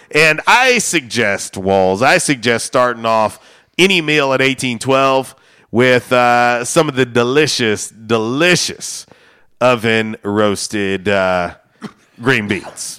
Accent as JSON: {"language": "English", "region": "Florida", "country": "United States", "tie": "born or raised there", "moved": "yes", "said": "I grew up in Florida"}